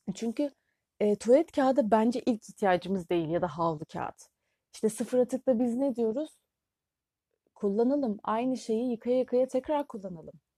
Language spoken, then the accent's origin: Turkish; Turkey